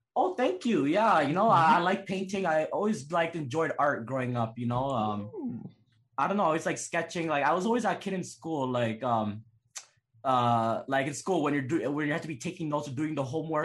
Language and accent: English; Toronto, Ontario, Canada; also born or lived in Calgary; I was born Calgary, and oh. then I oh. lived in Toronto my whole life